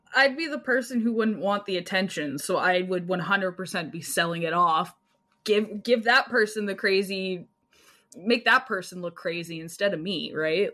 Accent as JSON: {"language": "English", "country": "Canada", "said": "I'm Canadian"}